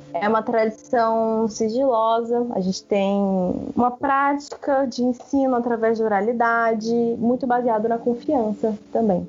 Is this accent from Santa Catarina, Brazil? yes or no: no; Natal, Rio Grande do Norte, Brazil; eu sou de Natal, aqui no Rio Grande do Norte